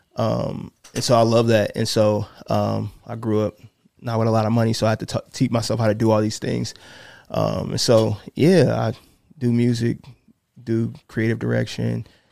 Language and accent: English; South Bend, Indiana, United States; now in Indianapolis, United States; I'm from South Bend, grew up there